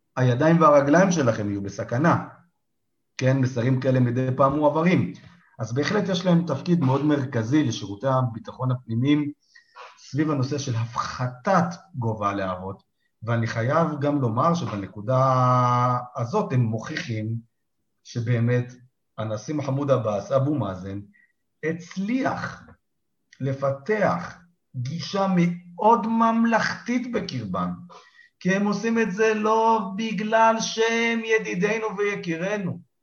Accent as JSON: {"language": "Hebrew", "country": "Israel", "said": "בתור ישראלים"}